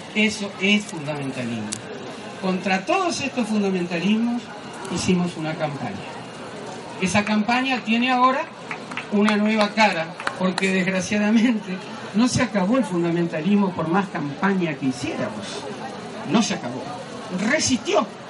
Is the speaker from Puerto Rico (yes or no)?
no; Uruguay; Yo no lo digo como uruguaya